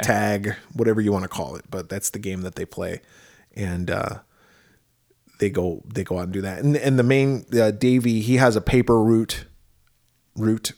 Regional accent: Midwest, United States; now in Arizona, United States; grew up in the Midwest

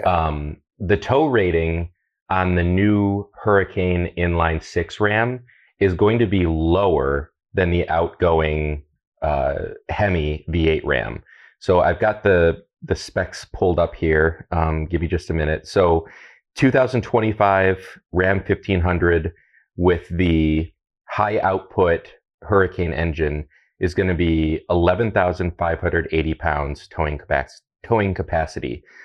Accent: Toledo, Ohio, United States; also born or lived in Seattle; Growing up in Toledo

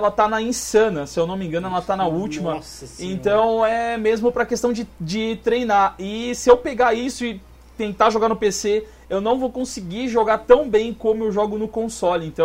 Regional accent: Minas Gerais, Brazil; now in Pato Branco, Brazil; eu sou mineiro, sou foragido numa cidade chamada Pato Branco.

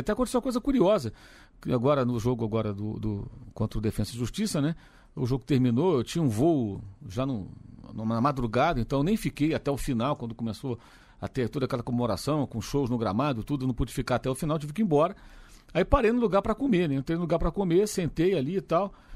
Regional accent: Brazil; Eu sou brasileiro, trabalho no Brasil

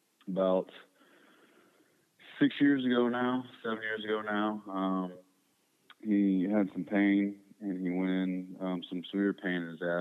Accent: Spring, Texas, United States; I grew up in Spring, Texas, which most people don't know where Spring is. It's just north of Houston

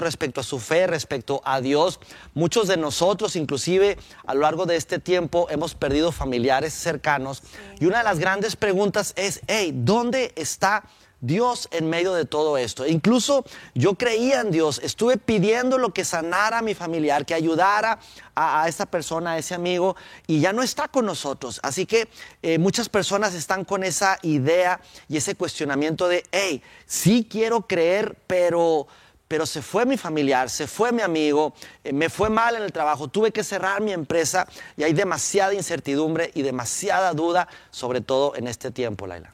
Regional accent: Durango, Mexico; born or raised there; now in Mexico City, Mexico

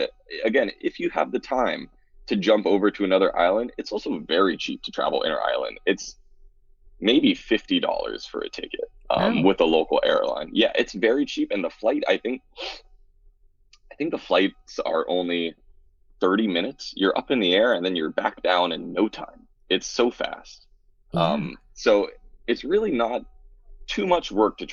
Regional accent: Oahu, Hawaii, United States; growing up on Oahu

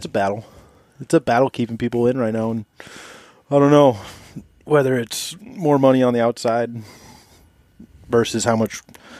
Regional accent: Washington, United States; moved away as an adult; also born or lived in South Korea; now in Alaska, United States; originally from Washington. Military. The last, 12 years now. So just been kind of traveling around.

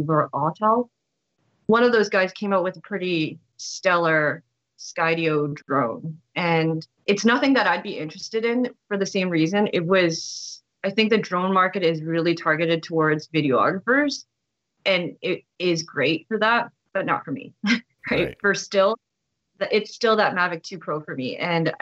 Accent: Canada; I'm Canadian

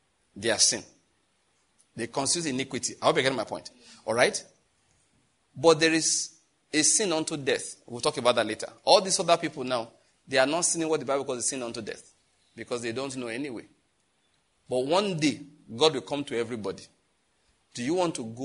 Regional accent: Nigeria; I'm a Nigerian

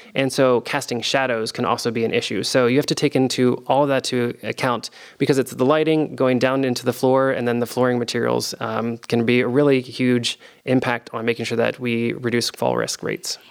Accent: Delaware, United States; also born or lived in Virginia; now in Columbus, United States; I'm from Delaware, the state uh, originally

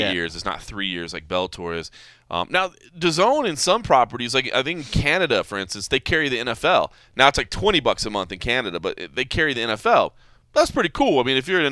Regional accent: Dallas, Texas, United States; moved away; That's my hometown

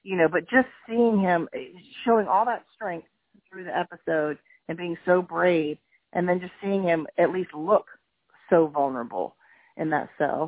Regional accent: Virginia, United States; now in Georgia, United States; I'm from Virginia originally, but I've been here for like 25 years. So I claim Georgia now, but yet I am from Virginia.

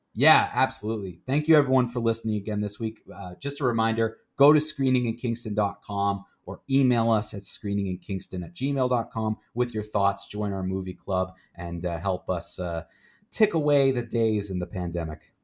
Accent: Canada; also born or lived in Kingston, Ontario; we're in Kingston and we're Canadian

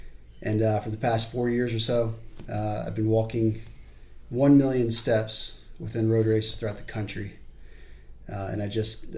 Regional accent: Charleston, South Carolina, United States; I'm from Charleston. I wasn't born here, but pretty much been here my entire life.

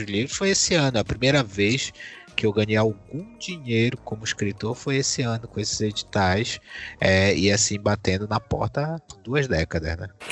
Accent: Brazil; quem nós somos como brasileiros

